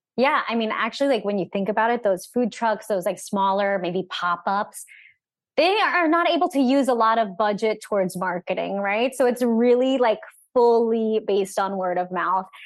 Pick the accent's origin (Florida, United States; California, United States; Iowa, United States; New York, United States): Florida, United States; Orlando; I'm from Orlando